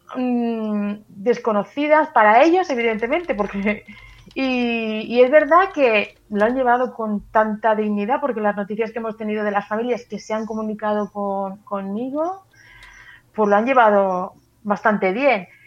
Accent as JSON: {"language": "Spanish", "town": "Valencia", "region": "Valencian Community", "country": "Spain", "moved": "yes", "lives_now": "Murcia, Spain", "said": "Vivo aquí en Murcia, soy de Valencia, pero trabajo en Murcia"}